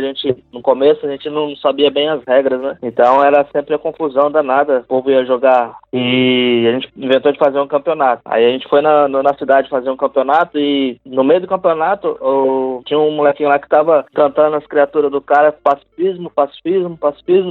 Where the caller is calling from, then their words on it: Caraguatatuba, São Paulo, Brazil; eu falo de Caraguá, aqui em casa